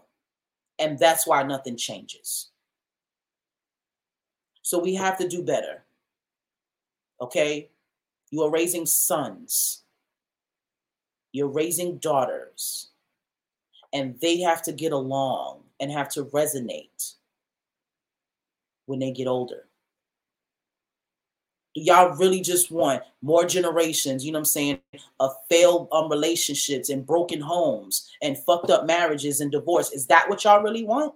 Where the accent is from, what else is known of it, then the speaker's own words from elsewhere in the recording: New York City, New York, United States; Jamaica Avenue, I grew up in the Farmers Market.